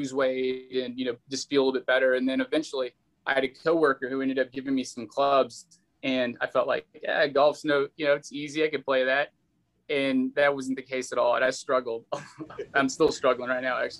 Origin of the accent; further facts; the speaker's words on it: Texas, United States; I grew up in Texas